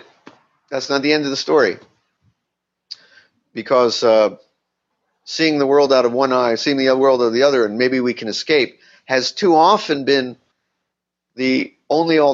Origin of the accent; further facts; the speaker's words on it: Miami, Florida, United States; moved away; I grew up in Miami in a Jewish community